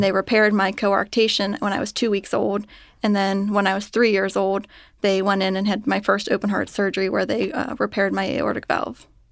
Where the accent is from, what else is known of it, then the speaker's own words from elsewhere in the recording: Cincinnati, Ohio, United States; I was born and raised in Cincinnati